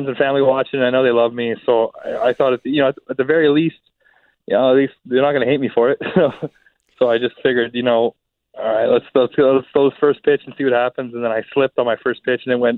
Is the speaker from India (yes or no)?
no; Winnipeg, Manitoba, Canada; also born or lived in Texas; it's here in my hometown